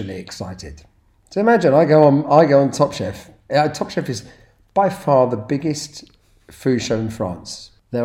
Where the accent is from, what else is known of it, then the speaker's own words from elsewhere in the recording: United Kingdom; I'm proud to be British